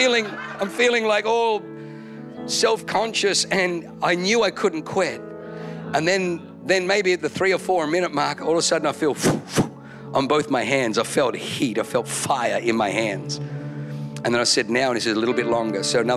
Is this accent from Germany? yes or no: yes; Germany; born there; I know, I was born in Germany.